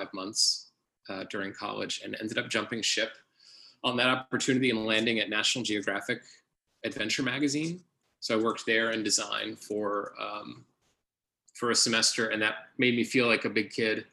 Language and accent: English; Dallas, Texas, United States; also born or lived in Indiana; I was from Dallas